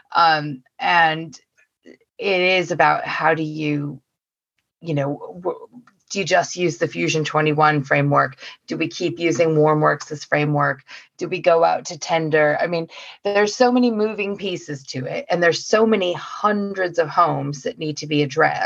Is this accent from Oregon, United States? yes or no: yes; Oregon, United States; now in United Kingdom; I'm from Oregon.